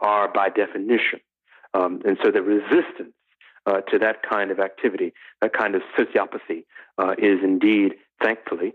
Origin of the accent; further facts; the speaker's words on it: Detroit, Michigan, United States; my hometown of Detroit